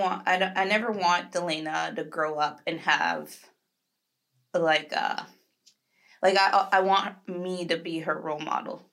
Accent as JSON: {"language": "English", "region": "Florida", "country": "United States", "lives_now": "Jacksonville, United States", "said": "I'm from Florida"}